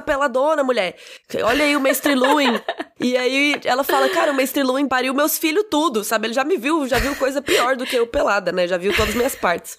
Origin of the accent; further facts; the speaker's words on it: Cuiabá, Mato Grosso, Brazil; eu sou cuiabana